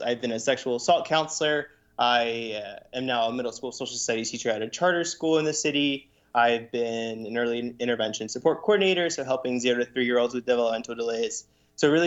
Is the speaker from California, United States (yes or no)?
no; Lancaster, Pennsylvania, United States; also born or lived in Puerto Rico; my family moved to Lancaster when I was 5 years old